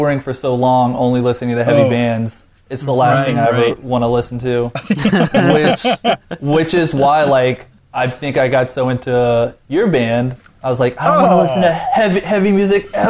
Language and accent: English; Baton Rouge, Louisiana, United States; moved away as an adult; also born or lived in Los Angeles; now in New Orleans, United States; growing up in Baton Rouge, an hour away